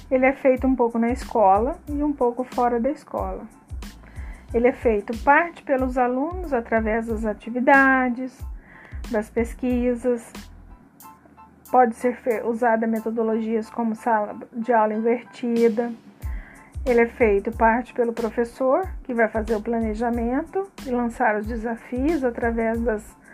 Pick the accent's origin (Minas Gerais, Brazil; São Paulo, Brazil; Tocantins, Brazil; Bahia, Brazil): Minas Gerais, Brazil; Pouso Alegre; sou de Pouso Alegre, Minas Gerais.